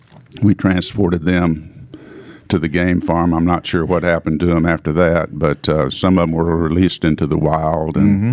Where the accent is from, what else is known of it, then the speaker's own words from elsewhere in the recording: Knoxville, Tennessee, United States; also born or lived in Lawrence, Kansas / Nashville, Tennessee; I was born in Kansas, Lawrence, Kansas, in 1949. I grew up in Knoxville.